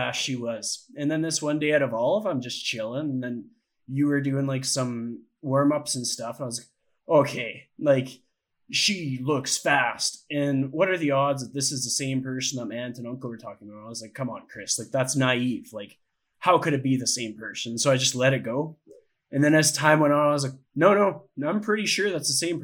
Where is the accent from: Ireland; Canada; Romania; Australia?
Canada; Ponoka, Alberta; I was born in Ponoka and I grew up nearby.